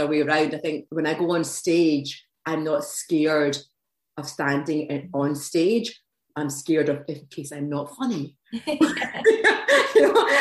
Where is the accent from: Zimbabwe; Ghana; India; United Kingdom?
United Kingdom; Glasgow, Scotland; now in Edinburgh, United Kingdom; I was brought up in Glasgow, but I've moved to Edinburgh and I've been there for quite a long time